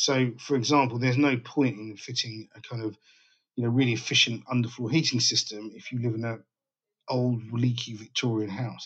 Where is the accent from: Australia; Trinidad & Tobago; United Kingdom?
United Kingdom; London; I'm based in northwest London, a place called Dollis Hill, just around the corner from where I was born, actually, in Willesden